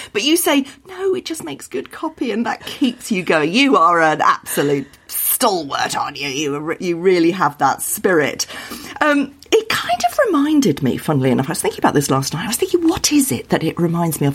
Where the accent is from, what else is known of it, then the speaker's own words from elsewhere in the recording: Wales, United Kingdom; When I was growing up in Wales, that was when the language was being brought back